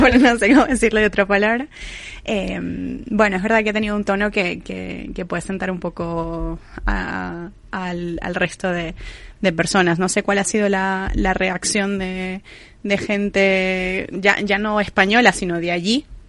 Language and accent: Spanish; Venezuela; yo siendo venezolana